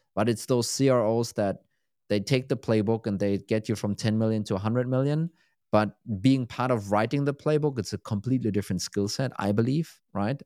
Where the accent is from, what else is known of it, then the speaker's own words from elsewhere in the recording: Berlin, Germany; moved away; Berlin is kind of my hometown